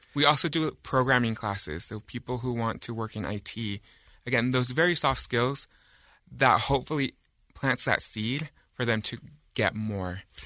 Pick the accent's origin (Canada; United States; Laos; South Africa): United States; Utah; I grew up in Utah County